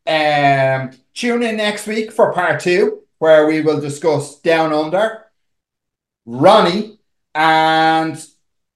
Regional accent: Dublin, Leinster, Ireland; we're from Dublin.

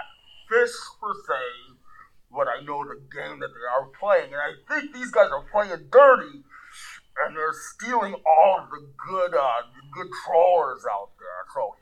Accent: Steepwater, Kansas, United States; Yes, okay. I'm from Steepwater, Kansas.

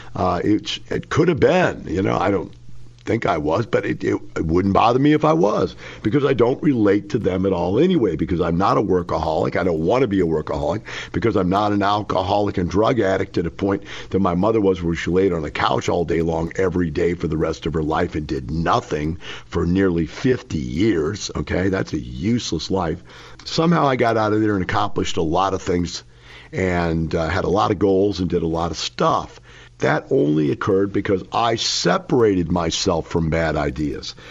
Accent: Florissant, Missouri, United States; moved away; I grew up in Florissant, Missouri.

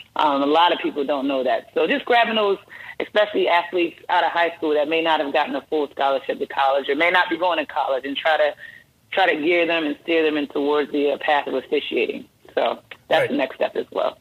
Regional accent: Baltimore, Maryland, United States; also born or lived in Delaware; I grew up in uh, Baltimore, Maryland, born and raised Baltimore, Maryland.

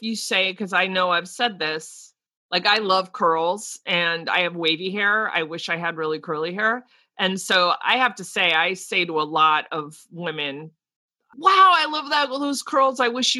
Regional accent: New Jersey, United States; accent: East Coast; I've worked very hard to get rid of my East Coast accent, but I get tired and New Jersey slips out like you would not believe.

